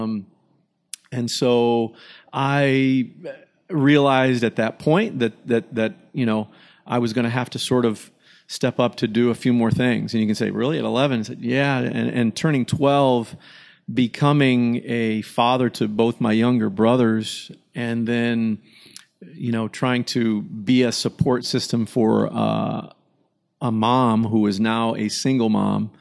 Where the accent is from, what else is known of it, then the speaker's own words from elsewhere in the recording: Michigan, United States; growing up in Michigan